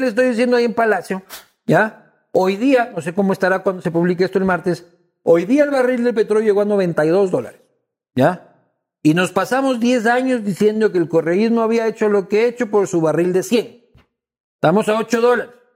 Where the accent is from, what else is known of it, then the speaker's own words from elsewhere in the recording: Ecuador; como ecuatoriano